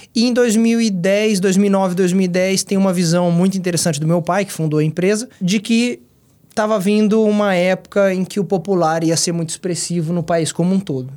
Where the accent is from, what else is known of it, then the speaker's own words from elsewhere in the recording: Dourados, Mato Grosso do Sul, Brazil; also born or lived in Londrina, Paraná; sou douradense desde pequenininho